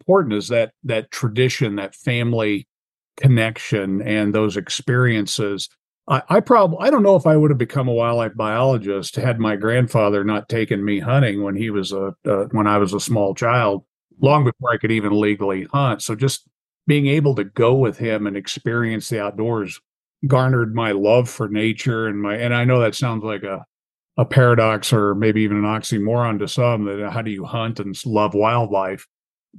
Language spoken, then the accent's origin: English; South Central Illinois, United States; moved away as an adult; also born or lived in Montana; we have turkeys and a lot of them in my hometown area, South Central Illinois